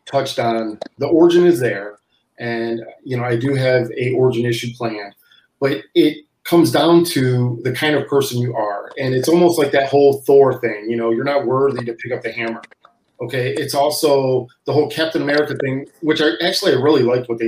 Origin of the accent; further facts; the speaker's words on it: Cleveland, Ohio, United States; moved away; me and my wife originally from Cleveland.